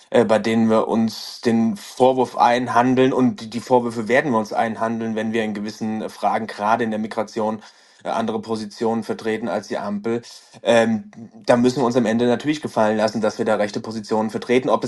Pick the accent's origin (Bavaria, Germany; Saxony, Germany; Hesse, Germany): Bavaria, Germany; Aschaffenburg; ich komme hier aus, äh, aus Aschaffenburg